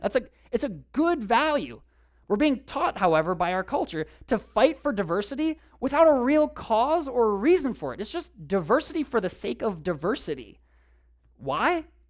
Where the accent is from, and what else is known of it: United States